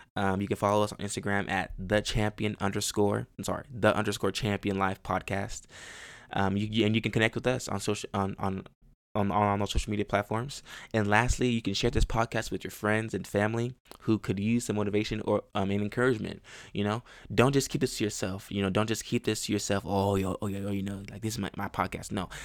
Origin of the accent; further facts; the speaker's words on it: Chicago, Illinois, United States; also born or lived in Houston, Texas / Baytown, Texas; now in Texas, United States; I grew up in Chicago. Um, I was born in Chicago, and I lived there for a little while, and then, um, we moved to Texas